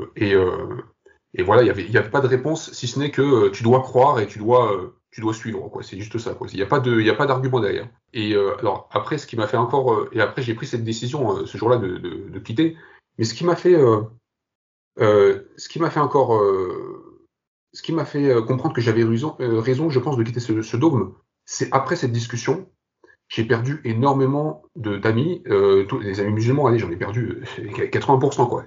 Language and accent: French; France; also born or lived in Algeria / Kabylie; Je suis né en Algérie, j'ai grandi, j'ai grandi au Bled et je suis venu à l'âge de 6 ans en France.